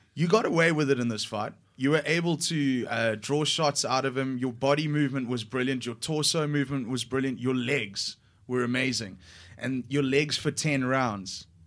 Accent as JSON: {"language": "English", "country": "South Africa", "said": "I identify as a South African"}